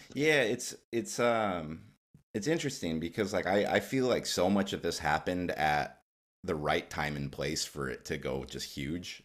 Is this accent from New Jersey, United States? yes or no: no; Alaska, United States; now in Oregon, United States; I grew up in Alaska where we didn't have any real notable high school football.